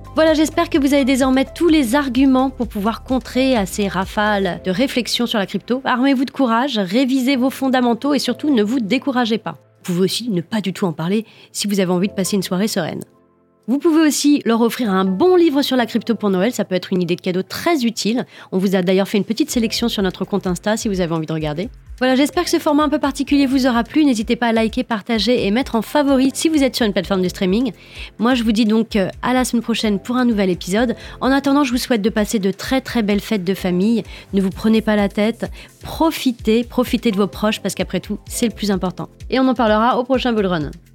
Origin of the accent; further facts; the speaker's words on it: France; Chez nous, en France